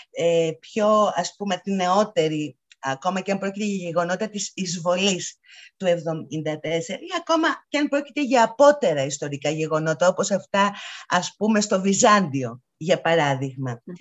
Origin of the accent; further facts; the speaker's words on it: Athens, Attica, Greece; Εγώ είμαι Αθηναία.